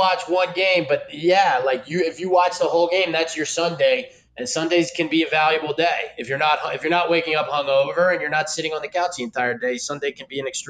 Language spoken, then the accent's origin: English; Philadelphia, Pennsylvania, United States; I watch the Eagles. I'm from Philly.